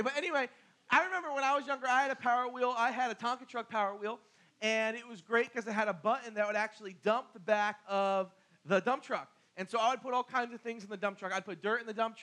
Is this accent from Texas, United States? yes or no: no; Barnegat, New Jersey, United States; I'm from Barnegat